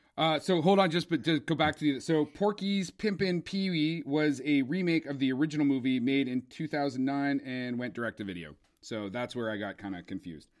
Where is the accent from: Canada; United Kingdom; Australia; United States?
Canada; also born or lived in Ontario; being Canadian